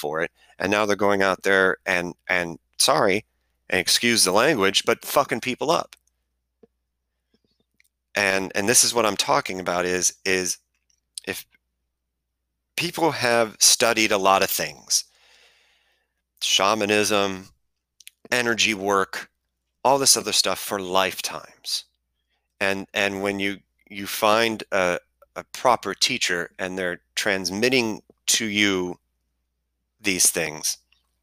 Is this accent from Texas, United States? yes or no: no; Cleveland, Ohio, United States; I'm from Cleveland